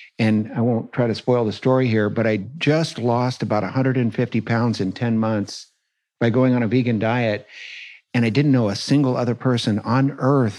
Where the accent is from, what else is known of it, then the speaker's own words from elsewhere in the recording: San Francisco, California, United States; I was born and raised in San Francisco